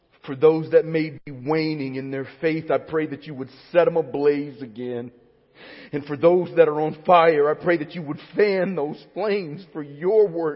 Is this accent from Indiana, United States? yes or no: no; Alabama, United States; now in Cypress, United States; When I was a kid growing up in Alabama in the 80s and early 90s